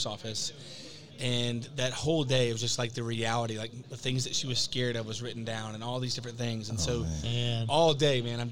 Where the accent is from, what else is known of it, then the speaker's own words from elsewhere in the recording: the South, United States; now in Las Vegas, United States; I grew up in the South